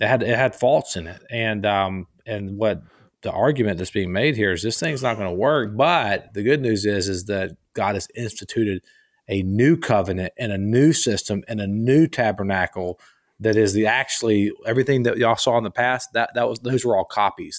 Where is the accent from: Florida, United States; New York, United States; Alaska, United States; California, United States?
Florida, United States; Gainesville; the town I grew up in was in Gainesville, Flor-, Florida